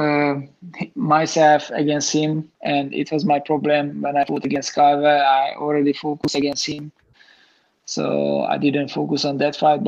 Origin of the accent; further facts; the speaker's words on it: Hungary; in Hungary, in my hometown.